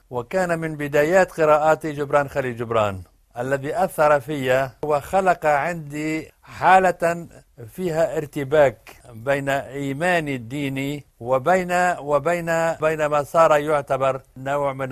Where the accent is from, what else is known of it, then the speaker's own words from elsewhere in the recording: Harees, South Governorate, Lebanon; also born or lived in Najaf, Iraq; لأن قريتنا هي مجاورة لفلسطين وأهل أهل قريتنا كانوا يعملون في فلسطين